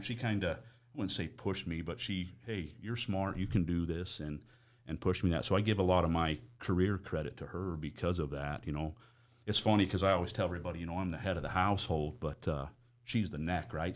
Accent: Price, Utah, United States; moved away as an adult; also born or lived in Four Corners, New Mexico; I grew up in Price

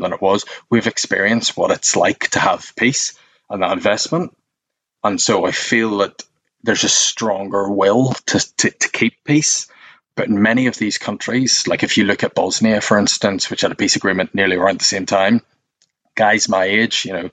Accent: Northern Ireland, United Kingdom; now in London, United Kingdom; being Northern Irish is, whether you like it or not, you're born into this club

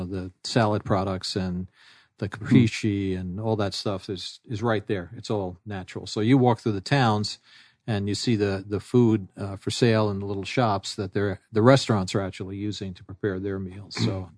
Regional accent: New York City, New York, United States; Since I'm originally from New York and grew up in New York City

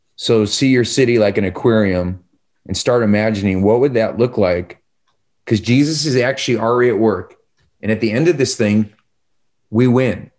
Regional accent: Chicago, Illinois, United States; I'm from Chicago.

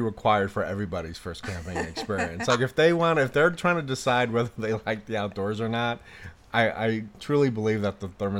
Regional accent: Chicago, Illinois, United States; I'm from Chicago.

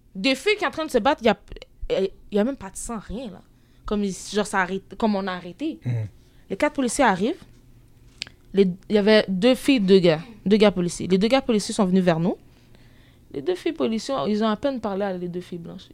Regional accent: Quebec, Canada; je, viens d'ici

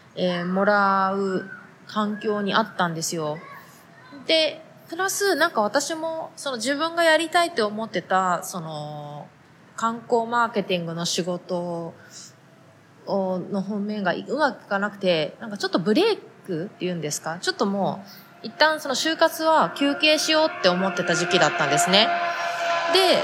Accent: Japan; moved away as an adult; now in United States; 同じ日本人、日本で生まれ育った日本人

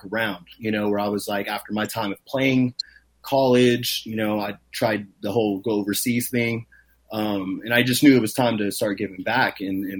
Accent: Los Angeles, California, United States; And I come from Los Angeles, where, like, in the 80s and the 90s, you know, there was a big, Native urban community in Los Angeles. And, my family was a part of the Indian Center, you know, there

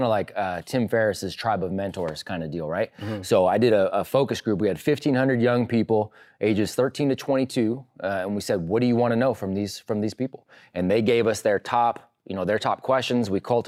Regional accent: California, United States; but I grew up in California.

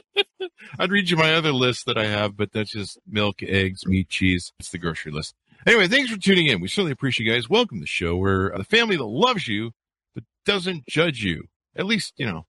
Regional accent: La Cañada Flintridge, California, United States; I grew up in La Cañada, in La Crescenta

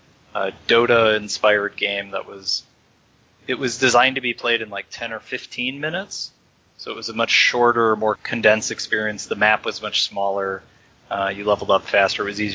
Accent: Chicago, Illinois, United States; also born or lived in California; now in San Francisco, United States; I grew up in Chicago, went to school in California, and now I'm in San Francisco

